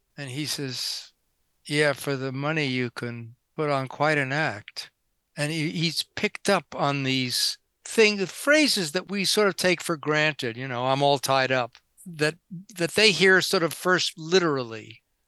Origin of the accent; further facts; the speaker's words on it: New York, United States; now in Santa Monica, United States; I grew up in New York